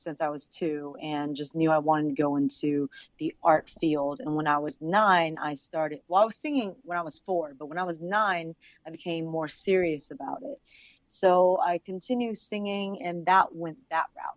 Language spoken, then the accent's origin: English; Virginia, United States; English is a second language; moved away as an adult; also born or lived in Los Angeles; I'm actually from Virginia